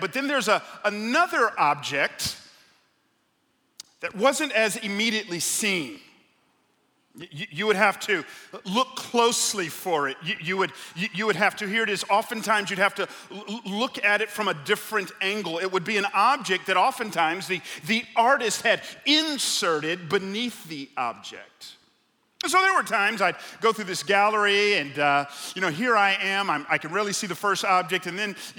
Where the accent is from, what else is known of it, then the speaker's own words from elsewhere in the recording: Atlanta, Georgia, United States; moved away as an adult; also born or lived in Southern California; I grew up on the south side of Atlanta